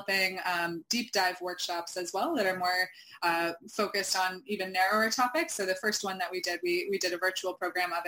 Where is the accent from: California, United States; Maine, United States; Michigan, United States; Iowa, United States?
Maine, United States; Camden; in 2018 in Camden, Maine, my hometown